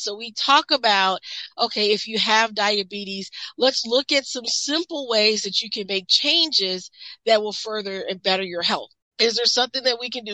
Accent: Midwest, United States; I'm from the Midwest, so we are very mm-hmm. big, um, industrial belt

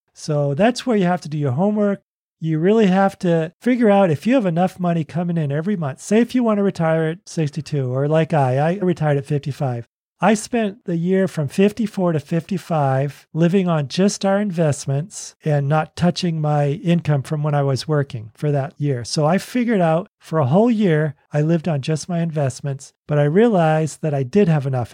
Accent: Boston, Massachusetts, United States; also born or lived in Oregon / California; now in Tennessee, United States; I grew up in Boston. We lived in Oregon. We lived in California and now Tennessee.

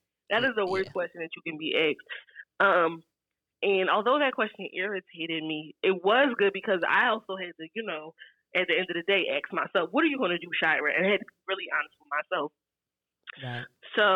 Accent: Philadelphia, Pennsylvania, United States; also born or lived in Murcia, Spain / Virginia; I'm from Philly, born and raised.

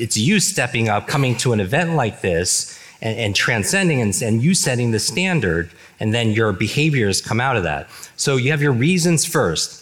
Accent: New York, United States; I grew up in the Northeast, in New York

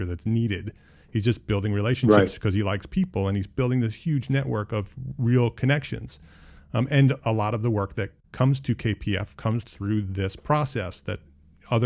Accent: Paramus, New Jersey, United States; I grew up in Paramus, New Jersey, not far from New York

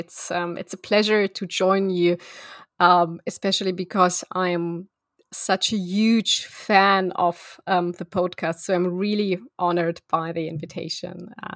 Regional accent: Moscow, Russia; English is a second language; So I am originally from Moscow, and what, you know, you could call a typical child of a very typical Russian academics or Soviet academics. So I was born in Moscow

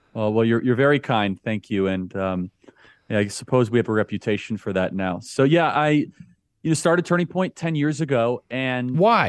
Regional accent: Chicago, Illinois, United States; I grew up in the suburbs of Chicago. Uh, went to Wheeling High School

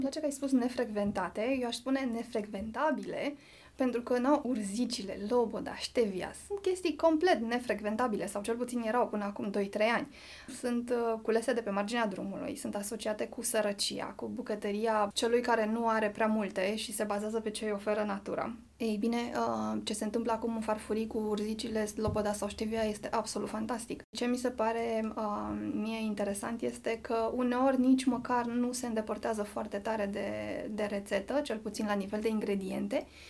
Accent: Muntenia, Romania; eu sunt munteancă

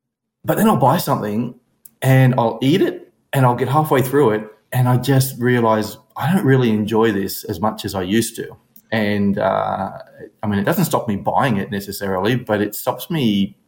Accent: Brisbane, Queensland, Australia; I am from Brisbane, Australia. 51 years of age

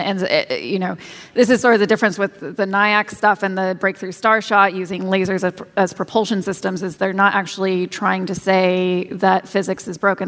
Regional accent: Kansas, United States; I grew up in Kansas

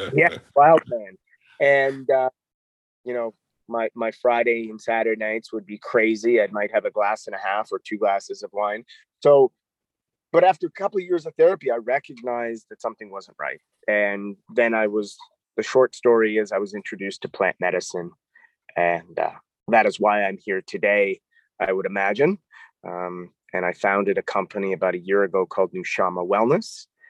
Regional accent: Toronto, Ontario, Canada; moved away as an adult; also born or lived in New York; I'm a Canadian. I grew up in Toronto, Canada

